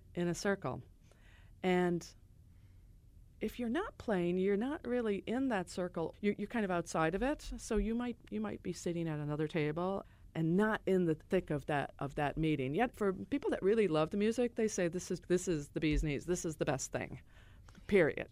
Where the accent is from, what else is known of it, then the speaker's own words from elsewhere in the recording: Chicago, Illinois, United States; I grew up on the South Side, as I said, and there was a great gang of people that were there that moved from Ireland including my parents